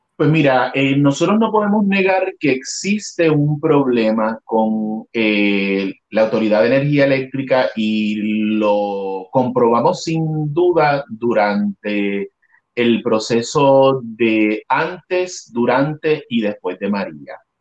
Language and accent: Spanish; Adjuntas, Puerto Rico; moved away as an adult; also born or lived in San Juan, Puerto Rico; now in Los Angeles, United States; este es mi pueblo donde nací y, estudié toda mi escuela en, eh, elemental, intermedia y superior